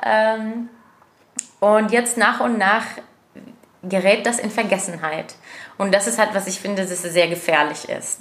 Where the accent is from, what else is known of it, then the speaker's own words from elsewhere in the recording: Jordan; German is a second language; moved away as an adult; also born or lived in Germany; now in Cologne, Germany; ich komme aus Jordanien